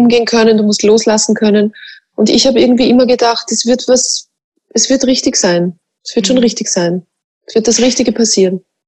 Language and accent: German; Mostviertel, Lower Austria, Austria; accent: Mostviertler Dialekt; ich rede auch Mostviertler Dialekt